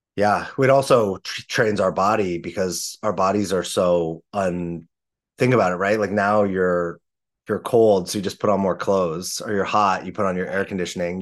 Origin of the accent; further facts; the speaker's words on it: Los Angeles, California, United States; I grew up in Los Angeles in the 80s and 90s